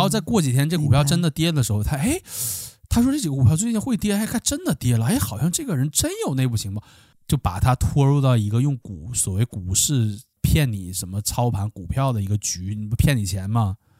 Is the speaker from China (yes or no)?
yes; Northeast China, China; accent: Northeastern (Dongbei) dialect; 我们东北话